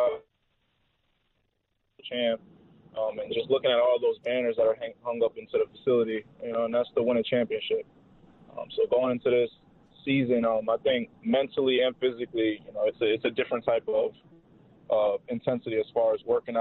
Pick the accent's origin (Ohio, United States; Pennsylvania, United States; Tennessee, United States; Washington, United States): Pennsylvania, United States; since I'm from Pennsylvania